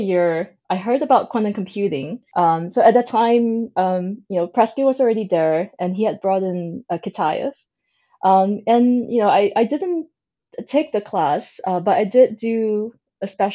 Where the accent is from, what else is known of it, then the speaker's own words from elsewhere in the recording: Singapore; I was born in Singapore. It is also where I grew up.